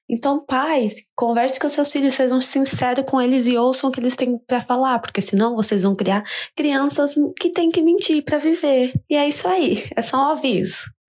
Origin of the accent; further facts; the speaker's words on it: Praia Grande, São Paulo, Brazil; now in Philadelphia, United States; atualmente eu moro na Filadélfia, Estados Unidos, mas sou lá do litoral de São Paulo, Praia Grande.